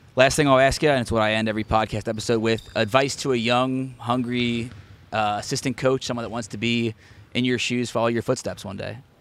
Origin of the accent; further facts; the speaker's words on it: Cincinnati, Ohio, United States; being a Cincinnati guy myself